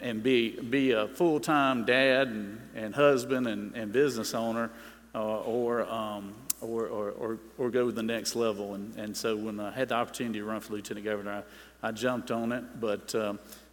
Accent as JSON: {"language": "English", "region": "Middle Georgia", "country": "United States", "tie": "born or raised there", "said": "I grew up in Middle Georgia, sixth generation Georgian, born and raised there."}